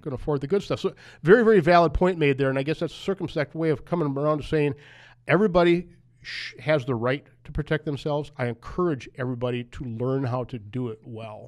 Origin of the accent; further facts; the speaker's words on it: United States; I grew up in Wapaka County